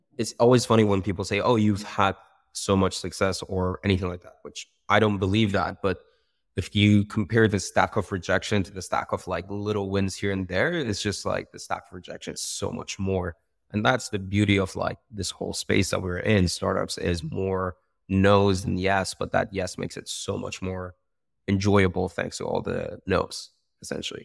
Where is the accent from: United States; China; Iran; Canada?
Iran; moved away as an adult; now in United Kingdom; I come from Iran. I was born and raised there